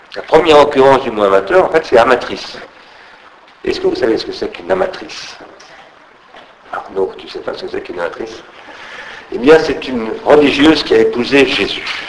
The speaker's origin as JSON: {"language": "French", "town": "Sarcelles", "region": "Île-de-France", "country": "France", "tie": "born or raised there", "said": "quand j'étais gamin, j'habitais à Sarcelles"}